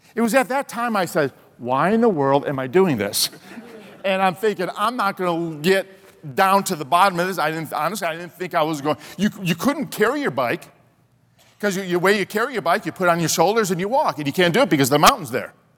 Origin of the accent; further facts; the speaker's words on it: Chicago, Illinois, United States; growing up in Chicago